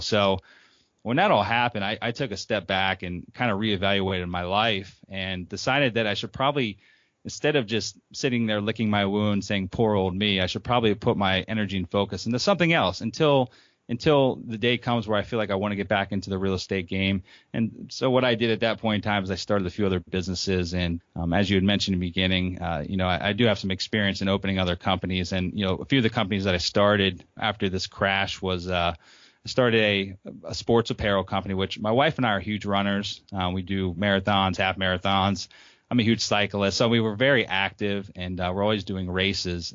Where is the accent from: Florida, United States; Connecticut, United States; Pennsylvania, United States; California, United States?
Pennsylvania, United States; Harrisburg; I'm from Harrisburg, Pennsylvania, and, um, graduated high school